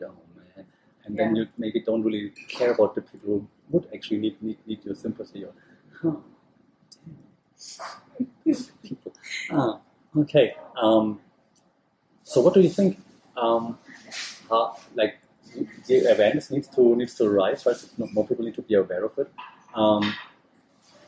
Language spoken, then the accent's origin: English; Germany; now in Thailand; I'm from Germany